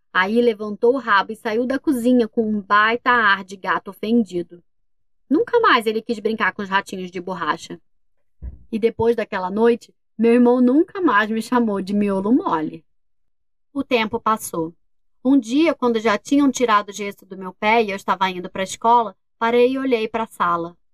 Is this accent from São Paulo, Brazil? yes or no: no; Volta Redonda, Rio de Janeiro, Brazil; E a gente é de Volta Redonda, no Rio de Janeiro.